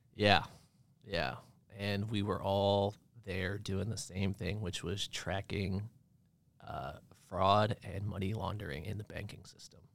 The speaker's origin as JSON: {"language": "English", "town": "Bar Harbor", "region": "Maine", "country": "United States", "tie": "born or raised there", "also_born_or_lived": "Connecticut", "said": "I moved to Maine when I was about ten years old and grew up"}